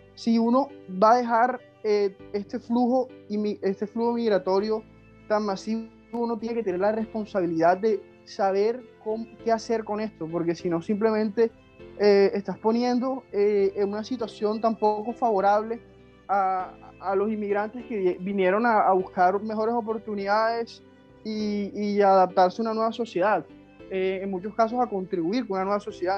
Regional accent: Colombia

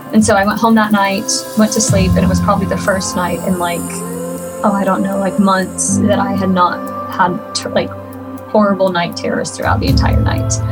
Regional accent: Oklahoma, United States; I am from Oklahoma. Uh, currently living around Norman, Oklahoma

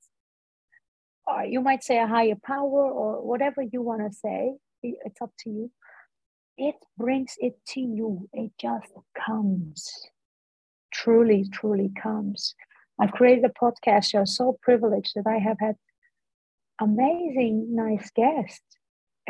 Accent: Netherlands; first language Dutch; English is a second language; I grew up in the Netherlands, born here, but I have Turkish parents

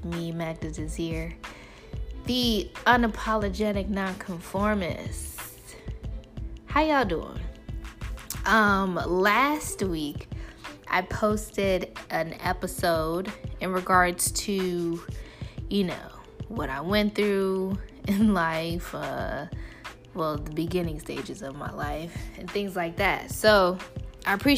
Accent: Chicago, Illinois, United States; I am a Chicagoan through and through to the core

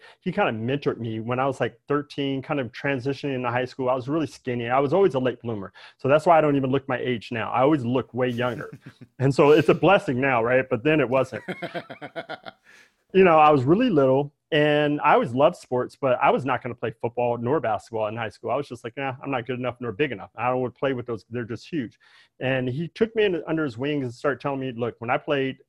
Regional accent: Daly City, California, United States; I grew up in Daly City, right?

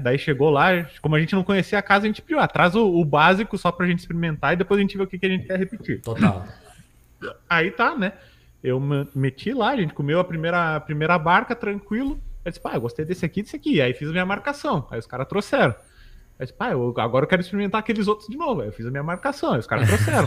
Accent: Caxias do Sul, Rio Grande do Sul, Brazil; moved away as an adult; now in Porto Alegre, Brazil; Eu sou natural de Caxias, né? Que é ali na Serra.

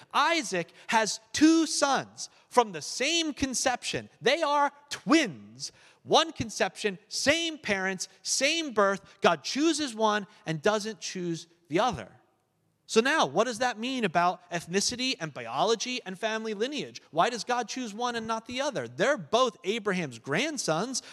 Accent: United States; as a American

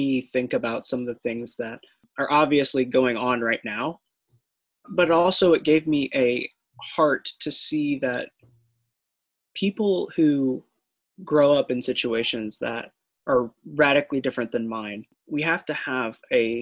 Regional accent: Kansas City, United States; moved away as an adult; now in Springfield, United States; I'm living in Springfield, but I'm originally from Kansas City, so I'm pretty much a Midwesterner through and through

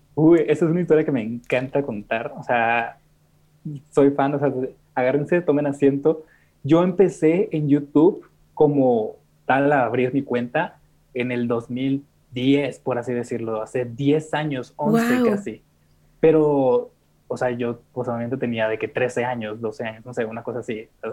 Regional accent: Monterrey, Nuevo León, Mexico; moved away as an adult; now in Mexico City, Mexico; nací en Monterrey, pero actualmente tengo cuatro meses viviendo en Ciudad de México

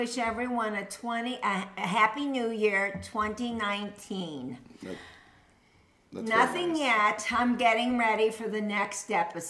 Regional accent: Rockland County, New York, United States; I'm from Rockland County, New York

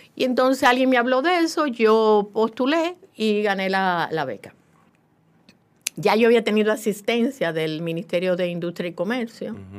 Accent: La Vega, Dominican Republic; en La Vega, mi ciudad natal

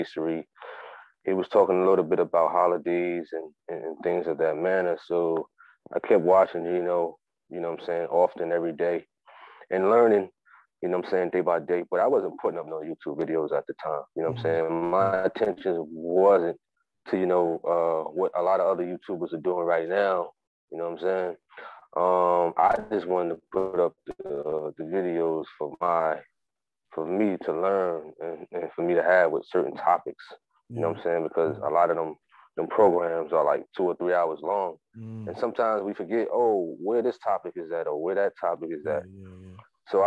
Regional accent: Jersey City, New Jersey, United States; I'm originally from Jersey City, New Jersey, out the United States of America

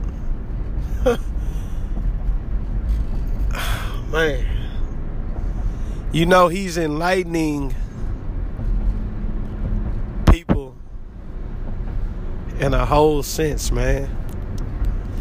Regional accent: Richmond, United States; also born or lived in Houston, Texas; I moved from Houston to Richmond in the fourth grade

